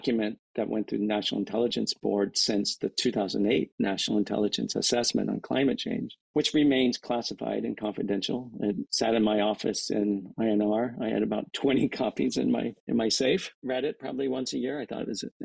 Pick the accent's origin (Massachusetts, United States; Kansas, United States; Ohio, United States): Kansas, United States; moved away; growing up in Kansas, my relatives there